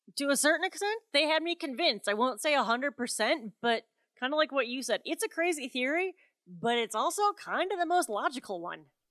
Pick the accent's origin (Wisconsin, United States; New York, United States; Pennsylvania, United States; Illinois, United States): Wisconsin, United States; my home state, Wisconsin